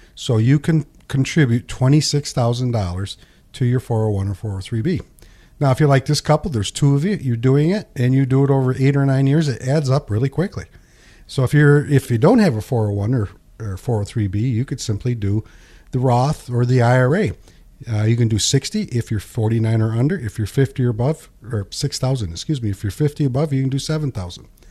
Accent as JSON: {"language": "English", "area": "Pinconning", "region": "Michigan", "country": "United States", "tie": "born or raised there", "said": "When I was a kid and I grew up in Pinkani, there's a bowling alley here called White's Bowling Alley"}